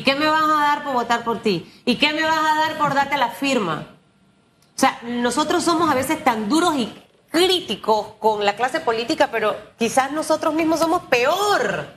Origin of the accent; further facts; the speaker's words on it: Panama; como panameña